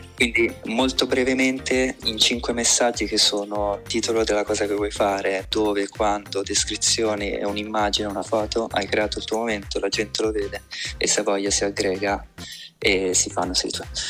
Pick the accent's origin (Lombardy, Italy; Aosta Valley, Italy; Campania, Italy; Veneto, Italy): Lombardy, Italy; Como; sono di Como